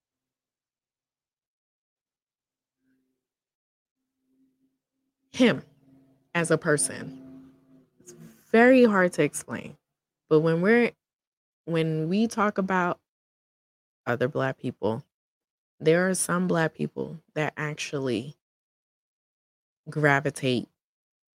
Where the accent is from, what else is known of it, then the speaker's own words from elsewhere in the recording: New York City, New York, United States; accent: New York; I am a New Yorker, so you would probably hear that in the accent.